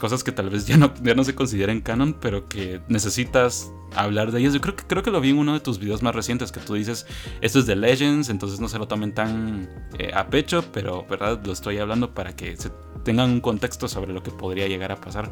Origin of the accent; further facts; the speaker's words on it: Guatemala; yo soy de Guatemala